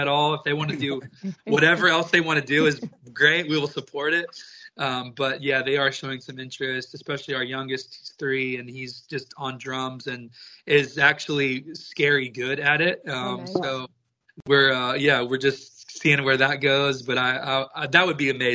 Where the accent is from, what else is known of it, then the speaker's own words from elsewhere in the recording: Texas, United States; I grew up in Texas. I am a country music raised, born and bred type of boy